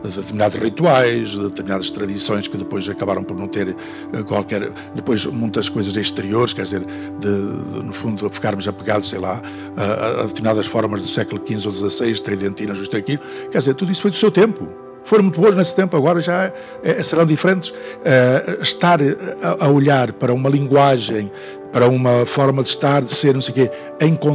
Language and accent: Portuguese; Angra do Heroísmo, Azores, Portugal; da Diocese de onde eu venho, de Angra